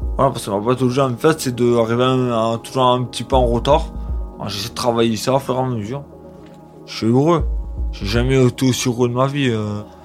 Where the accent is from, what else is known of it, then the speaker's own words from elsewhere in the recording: Sénas, Provence-Alpes-Côte d'Azur, France; also born or lived in La Roque-d'Anthéron; J'ai grandi à Sénas, chez mes parents